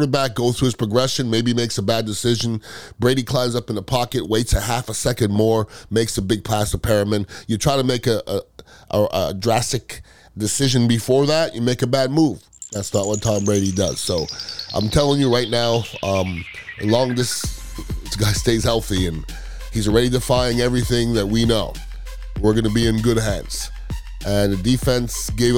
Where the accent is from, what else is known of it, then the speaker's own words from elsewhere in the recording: Montreal, Quebec, Canada; I'm from Montreal, Canada.